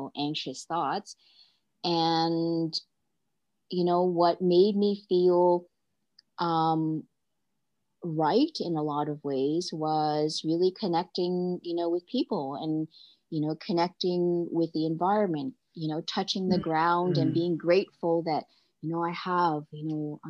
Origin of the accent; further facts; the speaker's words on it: Canada; I'm Canadian